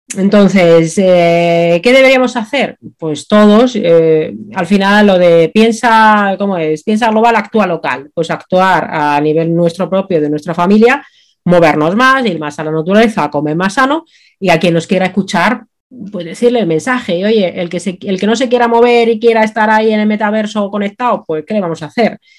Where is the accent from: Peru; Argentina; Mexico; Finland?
Finland; now in Spain; mi infancia en Finlandia